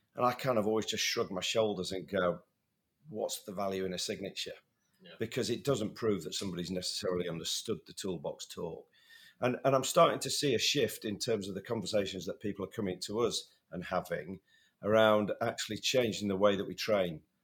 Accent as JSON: {"language": "English", "country": "United Kingdom", "also_born_or_lived": "north of England", "said": "being a Brit"}